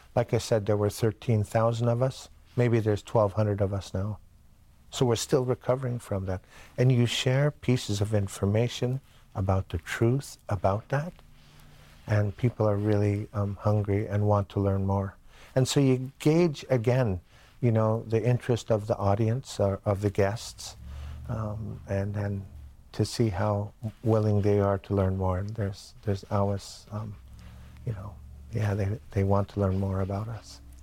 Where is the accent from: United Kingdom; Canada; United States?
Canada; Bonaparte First Nation, Shuswap Nation, British Columbia; I'm from the Bonaparte Indian Band of the Shuswap Nation